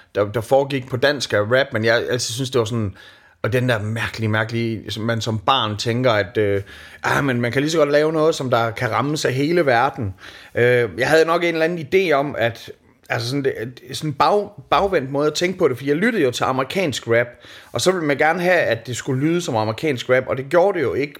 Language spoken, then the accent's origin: Danish; Skanderborg, Central Denmark Region, Denmark; moved away; da jeg voksede op i Skanderborg